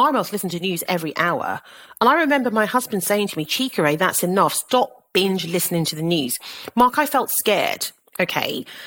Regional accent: Southampton, South East England, United Kingdom; moved away as an adult; also born or lived in London; I was born in Southampton, in Hampshire, to a Caribbean mother and a Nigerian father

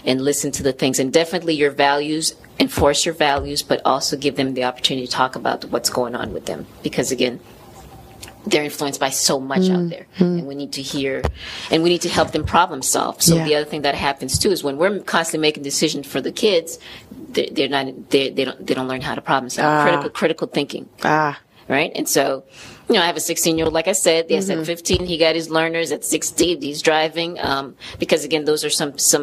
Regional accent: Haiti; moved away; I'm Haitian originally, so I'm from Haiti

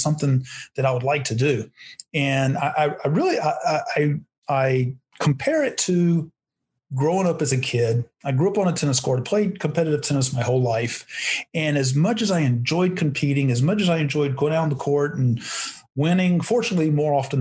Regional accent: North Carolina, United States; also born or lived in Arizona; now in Scottsdale, United States; I'm originally from North Carolina. Always wanted to live out in Arizona, moved to Arizona in 1994.

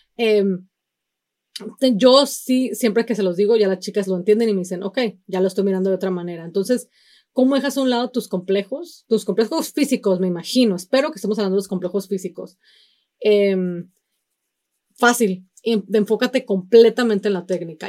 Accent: Mexico; si somos mexicanos, venimos obviamente de un, de una cultura sumamente machista

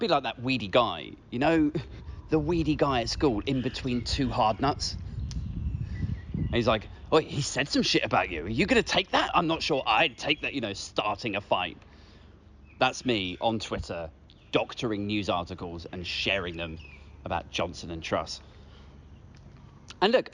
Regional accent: United Kingdom; I work in tech and I'm, you know, I'm British

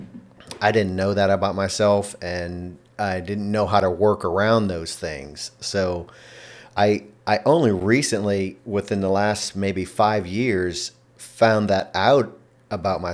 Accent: Louisiana, United States; first language English; also born or lived in Texas; I was born in Louisiana in the United States

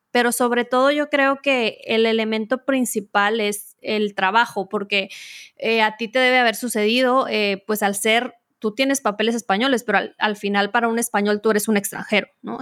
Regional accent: Mexico; como diríamos en México

